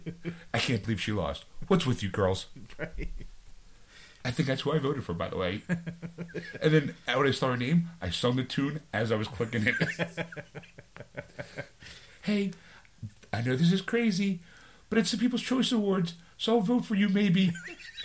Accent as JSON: {"language": "English", "town": "Philadelphia", "region": "Pennsylvania", "country": "United States", "tie": "born or raised there", "said": "it is in my hometown."}